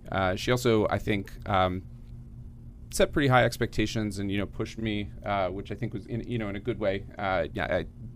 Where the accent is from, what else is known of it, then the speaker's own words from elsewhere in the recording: Gaithersburg, Maryland, United States; I grew up in Gaithersburg, Maryland, what's now called North Potomac